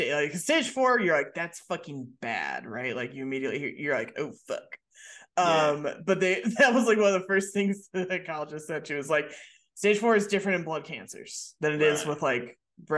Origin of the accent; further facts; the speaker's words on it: Michigan, United States; accent: Michigan; my Michigan accent